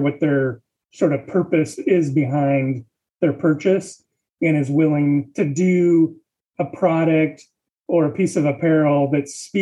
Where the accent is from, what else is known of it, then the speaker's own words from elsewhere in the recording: Washington, United States; now in Texas, United States; I am from Washington State originally, but moved to Texas in 1993